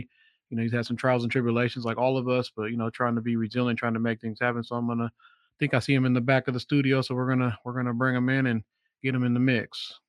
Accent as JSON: {"language": "English", "town": "Seattle", "region": "Washington", "country": "United States", "tie": "born or raised there", "said": "I grew up in the South End"}